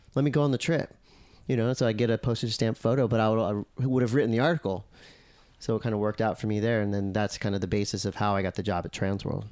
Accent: Encinitas, California, United States; I grew up in Encinitas

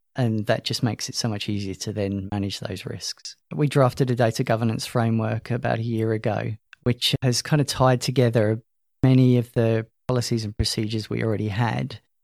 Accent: London, United Kingdom; moved away as an adult; also born or lived in Loughborough, England; now in Queensland, Australia; As you could probably guess from my accent, I'm not from Australia. Originally from London, emigrated here in twenty thirteen.

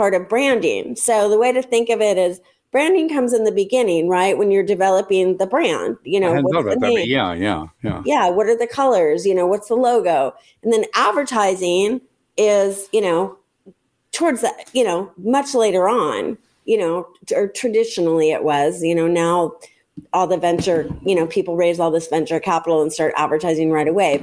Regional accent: La Jolla, California, United States; where I grew up in La Jolla, California

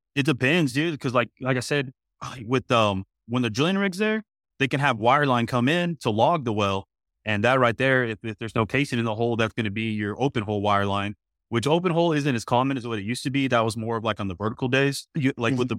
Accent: Midland, Texas, United States; I'm actually born and raised in Midland, Texas

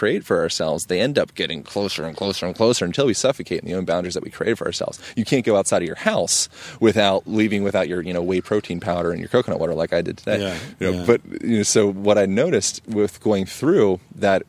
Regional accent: Lancaster, Pennsylvania, United States; moved away; I was born in Pennsylvania

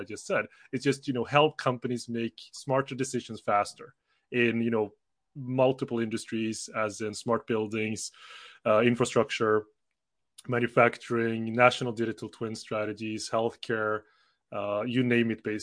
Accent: Sweden; also born or lived in South Korea / Switzerland / United Kingdom; I'm from Sweden, you know, not born, but definitely raised here since I was 10 months old.

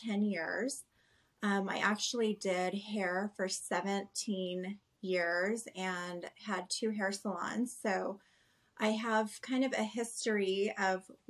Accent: Southern California, United States; I was pretty much born and raised in Southern California

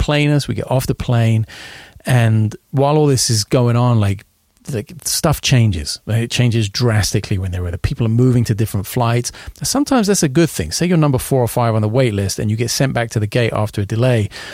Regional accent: London, United Kingdom; moved away; I've never been to London, of all places, my hometown

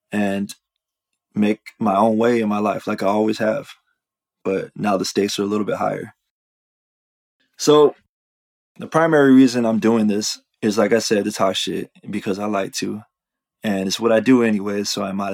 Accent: Riverside, California, United States; moved away as an adult; also born or lived in Italy; I was born and raised in Riverside, California

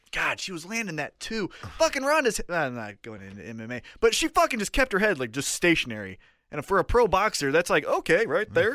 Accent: Kansas City, United States; we're from Kansas City

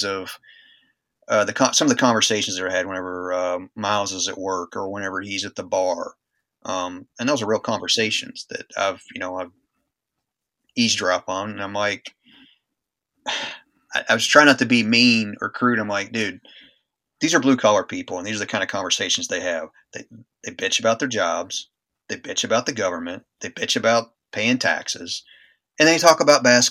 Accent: United States; being an American

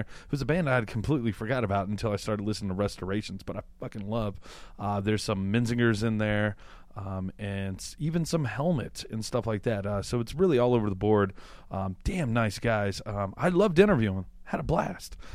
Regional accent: Louisiana, United States; I'm from Louisiana

